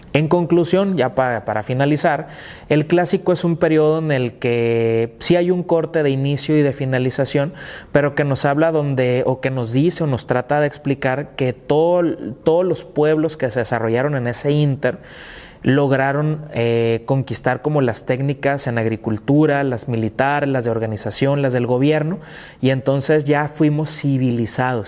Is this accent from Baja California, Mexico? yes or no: yes; Tecate, Baja California, Mexico; mi ciudad natal y donde me estoy desarrollando actualmente, pues es Tecate, Baja California